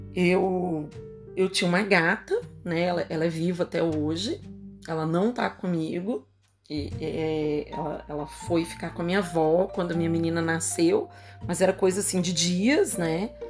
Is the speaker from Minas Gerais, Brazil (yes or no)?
yes; Belo Horizonte, Minas Gerais, Brazil; Eu sou de Belo Horizonte, Minas Gerais